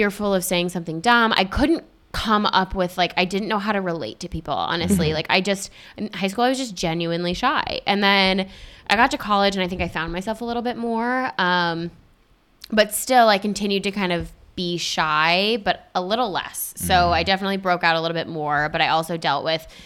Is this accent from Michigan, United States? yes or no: yes; Spring Lake, Michigan, United States; Spring Lake, Michigan, right outside of Grand Haven